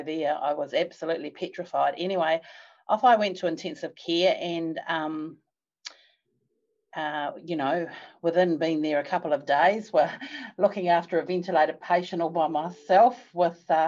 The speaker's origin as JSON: {"language": "English", "town": "Palmerston North", "region": "Manawatū-Whanganui", "country": "New Zealand", "tie": "born or raised there", "also_born_or_lived": "Australia", "moved": "as an adult", "said": "came back to Palmerston North, which was my hometown"}